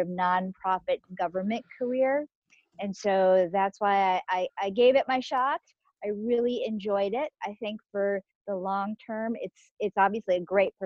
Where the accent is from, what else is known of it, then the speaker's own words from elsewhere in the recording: Minnesota, United States; also born or lived in Korea; I was born in Korea, but I have grown up most of my life in Minnesota.